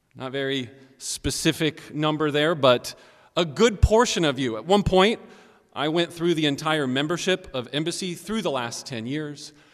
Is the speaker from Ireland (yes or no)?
no; Johnson City, Tennessee, United States; I was born in Johnson City, Tennessee